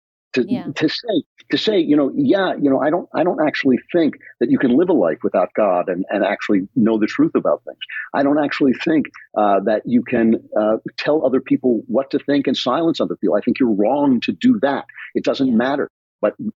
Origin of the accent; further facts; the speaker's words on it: United States; I grew up in America that didn't require so much courage.